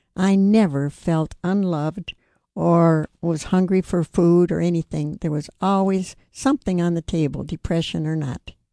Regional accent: New York, United States; I grew up in New York State

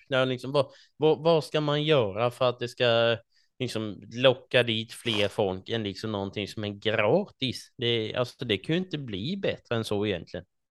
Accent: Småland, Sweden; som smålänningar eh, som vi är

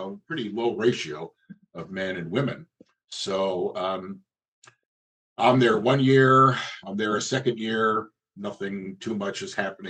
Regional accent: New Jersey, United States; moved away as an adult; also born or lived in Western Pennsylvania; where I grew up in New Jersey

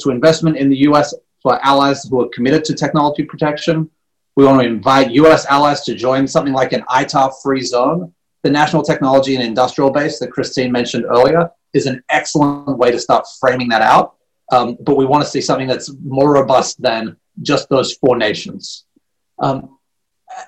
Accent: Australia; moved away; I'm a little bit biased being born and raised in Australia

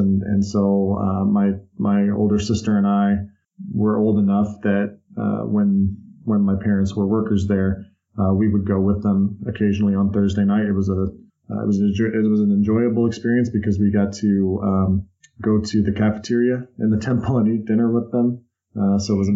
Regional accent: West Jordan, Utah, United States; moved away as an adult; also born or lived in North Salt Lake City, Utah; When I was 9 years old, we moved from North Salt Lake City to out to the suburbs of West Jordan, Utah, and lived there throughout the rest of my adolescence

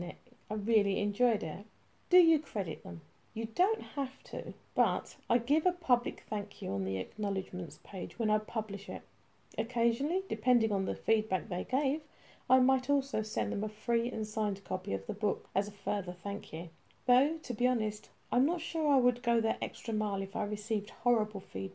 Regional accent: United Kingdom; as a Brit

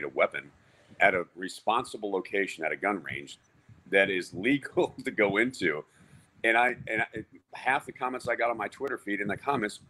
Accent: Texas, United States; I grew up in Texas

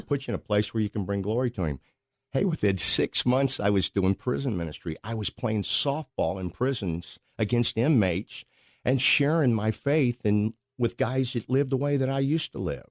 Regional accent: Pacific, Missouri, United States; I grew up in Pacific, Missouri. That's a suburb of Saint Louis.

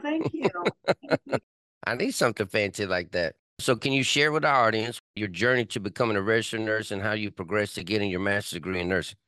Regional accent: Texas, United States; now in California, United States; I'm from Texas

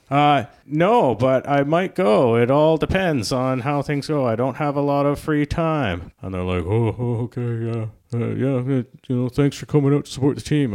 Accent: Victoria, British Columbia, Canada; I'm from Victoria

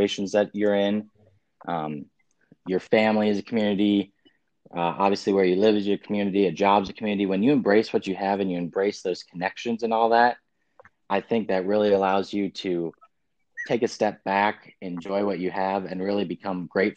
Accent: Platteville, Wisconsin, United States; moved away as an adult; now in St. Louis, United States; I grew up in Platteville, Wisconsin, small little town in the southwest corner of Wisconsin

